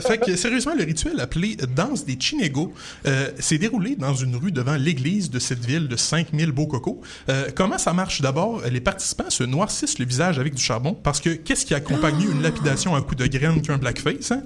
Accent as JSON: {"language": "French", "town": "Quebec City", "region": "Quebec", "country": "Canada", "tie": "born or raised there", "moved": "yes", "said": "ma ville natale, Québec-Cité"}